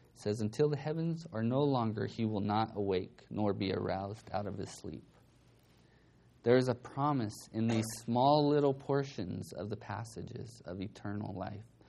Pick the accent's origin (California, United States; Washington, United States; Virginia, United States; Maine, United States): California, United States; Bakersfield; I grew up in Bakersfield